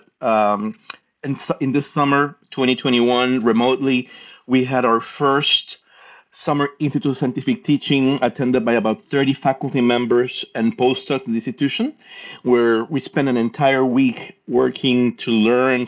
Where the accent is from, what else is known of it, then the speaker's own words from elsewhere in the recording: Puerto Rico; now in Merced, United States; I'm originally from Puerto Rico